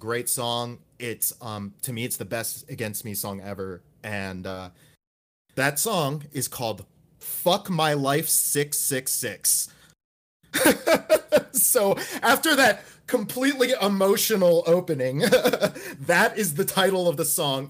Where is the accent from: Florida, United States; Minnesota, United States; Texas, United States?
Florida, United States; Gainesville; my hometown, Gainesville, Florida